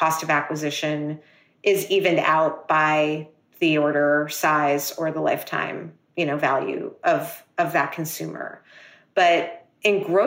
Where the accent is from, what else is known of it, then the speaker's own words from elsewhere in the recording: New York City, New York, United States; me being a New Yorker